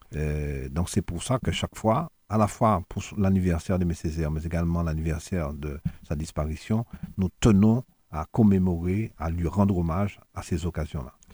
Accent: Fort-de-France, Martinique; je suis des Terres Saint-Ville

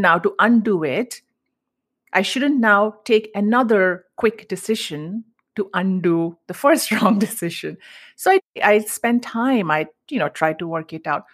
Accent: Mumbai, Maharashtra, India; moved away as an adult; now in United States; I grew up in Mumbai, and the Indian culture that I grew up in was all about savings

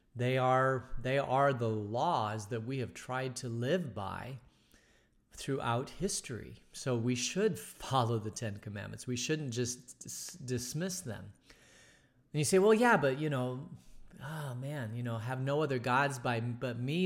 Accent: Phoenix, Arizona, United States; growing up in Phoenix in the sixties

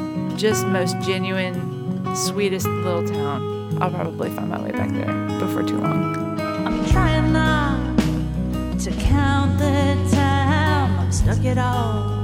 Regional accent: Sycamore, Illinois, United States; I was driving back into my hometown of Sycamore

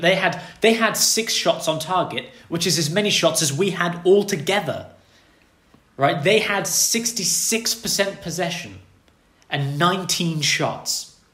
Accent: England, United Kingdom; I'm English

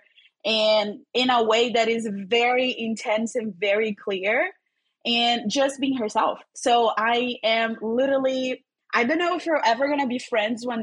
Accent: Rio de Janeiro, Brazil; accent: Brazilian; English is a second language; I'm originally from Rio, Brazil. So if you're here, it's like, which is this accent? It's Brazilian. I'm Brazilian. I'm from Rio. I was born and raised there.

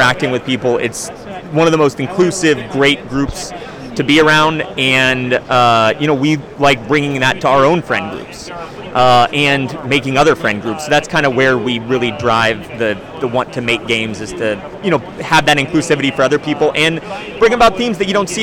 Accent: Southern California, United States; We're from Southern California

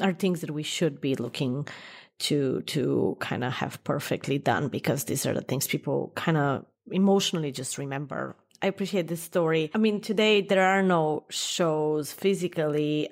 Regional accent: New York, United States; as a New Yorker

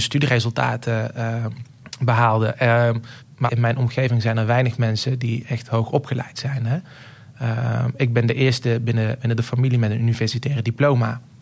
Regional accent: the south, Netherlands; accent: southern; zoals dus je aan mijn accent hoort, kom ik uit het zuiden.

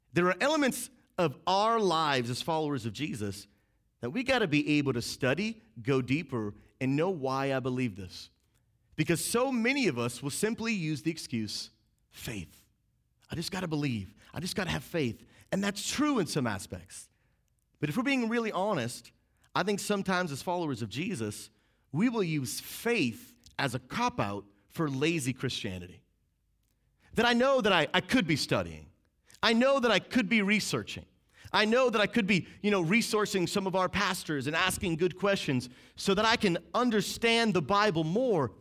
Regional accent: outside of Boston, Massachusetts, United States; I grew up outside of Boston, Massachusetts, so we say Happy Easter

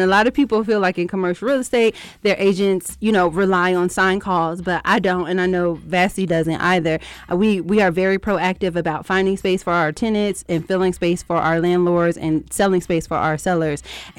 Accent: New Jersey, United States; I'm from Jersey.

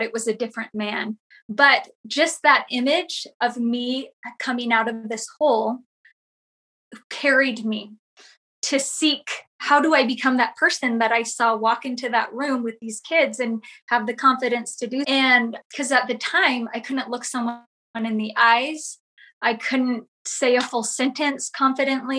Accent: Southern California, United States; I grew up in Southern California

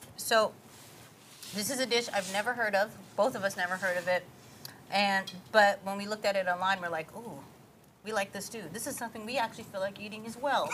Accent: Honolulu, Hawaii, United States; also born or lived in California; now in Texas, United States; I'm from Honolulu, Hawaii, and I was born and raised there

